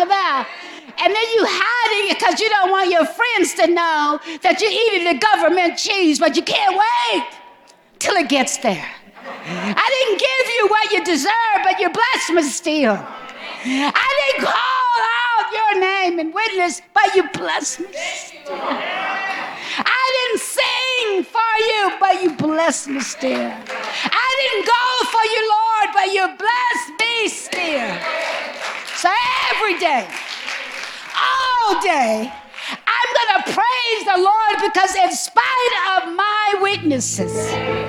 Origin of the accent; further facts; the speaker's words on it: the South, United States; Growing up in the South, racially intense environments